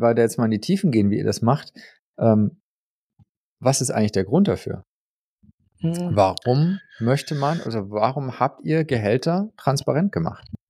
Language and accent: German; Germany; bei uns in Deutschland